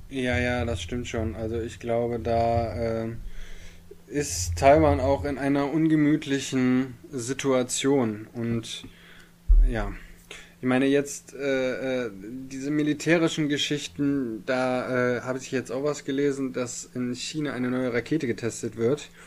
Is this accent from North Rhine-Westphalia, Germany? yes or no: yes; Bielefeld, North Rhine-Westphalia, Germany; Ich, äh, hier in Bielefeld, ich bin ja Bielefelder, ja